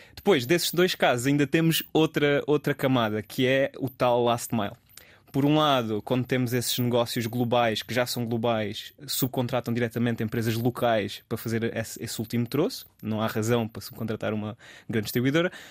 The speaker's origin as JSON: {"language": "Portuguese", "town": "Alcácer do Sal", "region": "Alentejo", "country": "Portugal", "tie": "born or raised there", "also_born_or_lived": "Lisbon", "moved": "as an adult", "said": "Eu, eu sou alentejano, sou de Alcácer do Sal e cresci lá"}